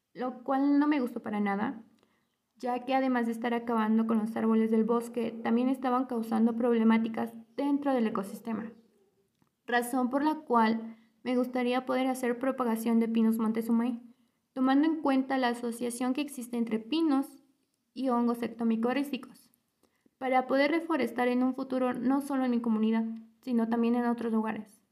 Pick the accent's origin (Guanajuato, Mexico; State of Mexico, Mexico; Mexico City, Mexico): State of Mexico, Mexico; Temascalcingo; Yo soy originaria de la comunidad de San Mateo el Viejo, municipio de Temascalcingo, Estado de México